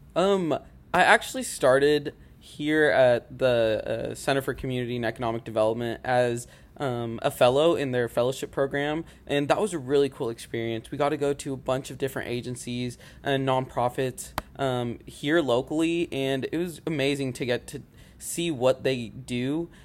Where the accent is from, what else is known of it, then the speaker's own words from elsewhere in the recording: Rogers, Arkansas, United States; moved away as an adult; now in Conway, United States; I'm from Rogers, Arkansas